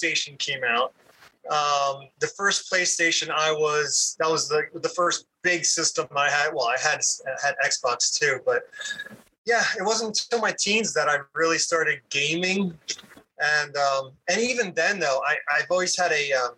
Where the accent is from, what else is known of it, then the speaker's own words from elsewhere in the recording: Blue Bell, Pennsylvania, United States; first language English; also born or lived in Norristown, Pennsylvania; I started off at Bluebell Elementary. So Bluebell Elementary. Yeah, that was my first one. I think it was second grade, second grade at Bluebell Elementary